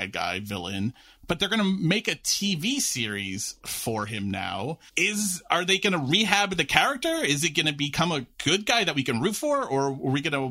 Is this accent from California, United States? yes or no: no; New York City, New York, United States; I'm a lifelong New York resident growing up in New York City